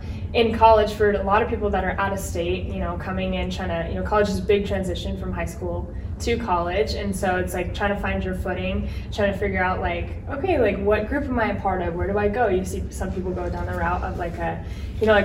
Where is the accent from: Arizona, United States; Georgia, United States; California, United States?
Arizona, United States; Gilbert; I'm from Gilbert, Arizona, so it's like 45 minutes southeast kind of.